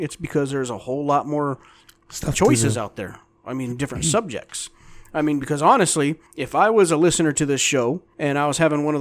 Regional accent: San Carlos Lake, Arizona, United States; I grew up on San Carlos Lake. Loved it. I mean, it's a gorgeous lake. It has some of the best fishing in the state of Arizona

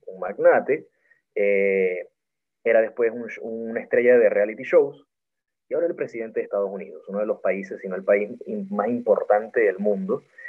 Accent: Maracaibo, Zulia, Venezuela; soy maracucho

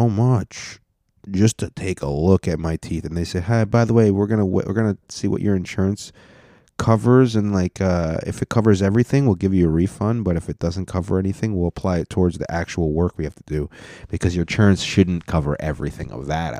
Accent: United States; Because I was born in America, and only one of my parents was not born in America

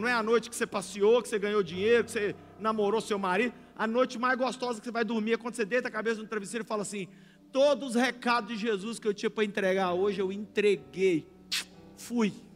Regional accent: Brazil; a gente é brasileiro

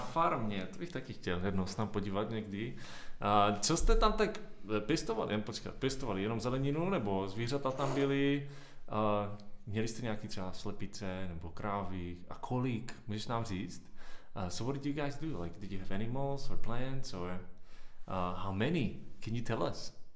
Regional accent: Brno, South Moravian Region, Czechia; moved away; Já jsem taky Brňák, no, teda už zase tak moc dlouho ne, ale v Brně jsem se narodil a bydlel.

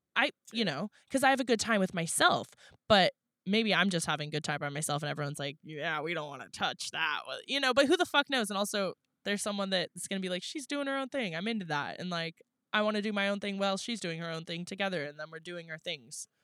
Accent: La Honda, California, United States; now in San Diego, United States; coming like to my hometown

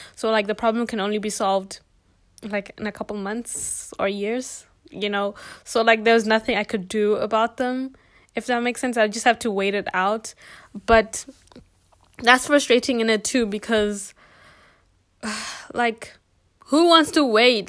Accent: Botswana; moved away as an adult; now in South Africa; I don't come from South Africa. I'm actually from Botswana

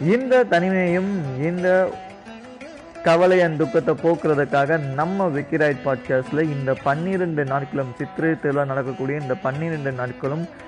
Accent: Madurai, Tamil Nadu, India; நானும் மதுரைக்காரன் தான்

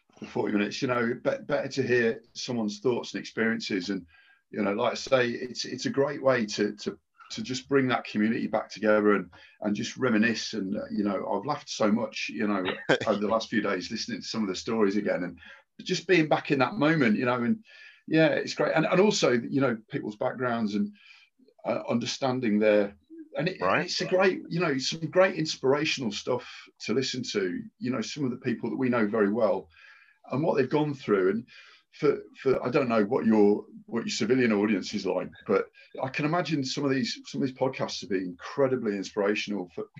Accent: Market Deeping, East Midlands, United Kingdom; also born or lived in Peterborough; I was born in Peterborough Hospital and lived very close. So Peterborough, Lincolnshire.

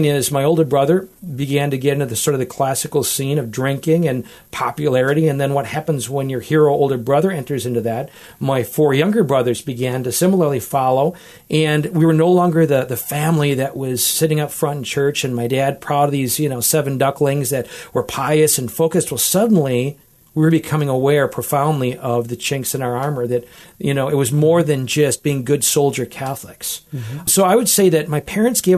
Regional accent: Wisconsin, United States; now in Toledo, United States; I grew up with in Wisconsin.

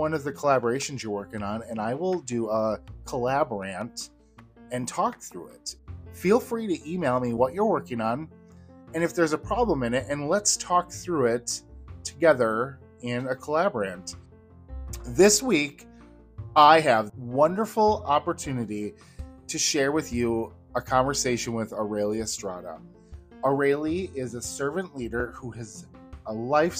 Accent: Wisconsin, United States; I grew up in Wisconsin

